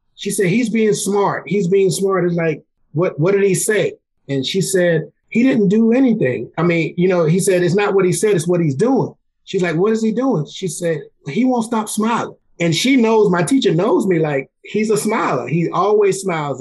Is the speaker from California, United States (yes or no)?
no; South Carolina, United States; moved away; I'm born and raised in South Carolina, which is four hours from where I live now.